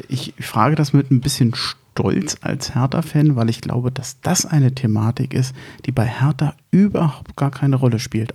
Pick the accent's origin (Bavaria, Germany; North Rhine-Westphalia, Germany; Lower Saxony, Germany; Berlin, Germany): Berlin, Germany; wir rühmen uns ja als Berliner